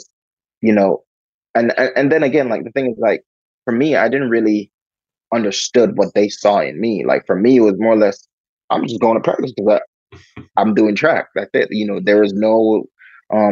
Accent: Buff Bay, Portland, Jamaica; now in Canada; I grew up in Portland, in a city called Buff Bay.

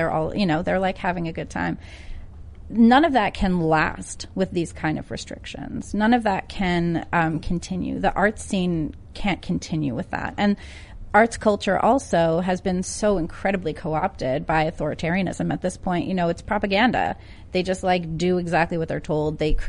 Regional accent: New Jersey, United States; My grandparents were born in Little Italy. My mom was born in Brooklyn. I was born in Jersey because my parents were in law school there.

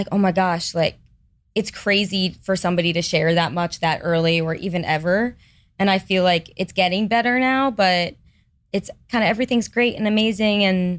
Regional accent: Manhasset, New York, United States; So, Manhasset on Long Island.

